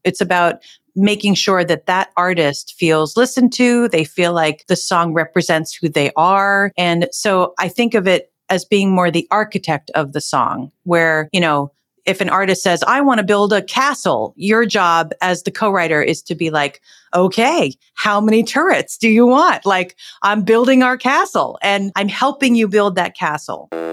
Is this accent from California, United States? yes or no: no; Northern New Jersey, United States; I was born and raised in New Jersey